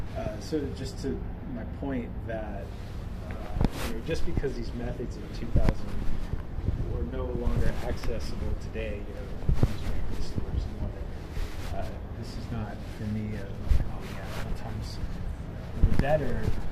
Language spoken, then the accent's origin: English; the South, United States; growing up in the South, maybe at that time there wasn't a lot, that was incredibly hopeful.